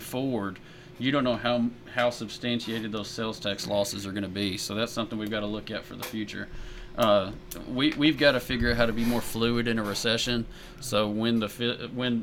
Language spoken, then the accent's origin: English; Murfreesboro, Tennessee, United States; I was born and raised in Murfreesboro.